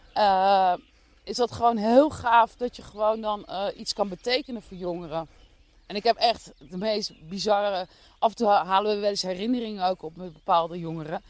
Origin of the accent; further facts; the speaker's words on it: The Hague, South Holland, Netherlands; moved away as an adult; now in Dordrecht, Netherlands; Ik eh, kom oorspronkelijk eh, geboren en getogen in Den Haag